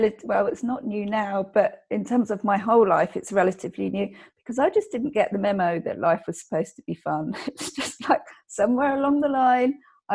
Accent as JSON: {"language": "English", "region": "England", "country": "United Kingdom", "said": "being English in being, and I think, fairly small-minded because it's an island."}